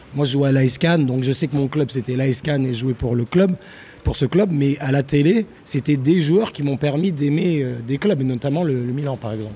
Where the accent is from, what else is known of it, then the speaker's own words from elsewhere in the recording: Paris, Île-de-France, France; moved away; also born or lived in Manchester; je suis parisien